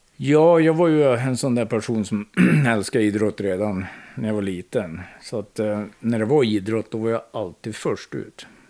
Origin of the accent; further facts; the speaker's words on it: Hagfors, Värmland, Sweden; Jag är född i Hagfors